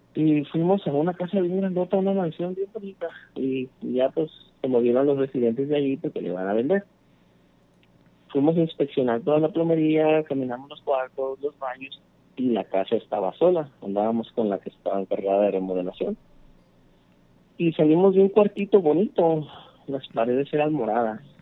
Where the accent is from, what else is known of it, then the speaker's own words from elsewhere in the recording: Acapulco, Guerrero, Mexico; moved away as an adult; now in Los Angeles, United States; de Guerrero Capulco Ajá. estoy aquí en, Los Ángeles